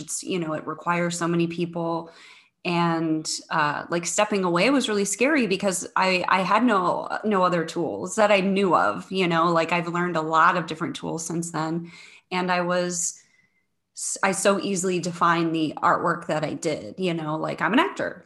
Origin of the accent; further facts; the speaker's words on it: St. Charles, Missouri, United States; moved away as an adult; also born or lived in Cape Girardeau, Missouri; now in Chicago, United States; I am originally from the Saint Louis area. So I grew up in a suburb of Saint Louis, uh, called Saint Charles.